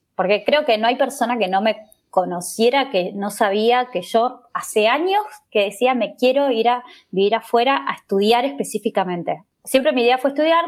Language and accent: Spanish; Argentina; moved away as an adult; now in Spain; yo que vengo de Argentina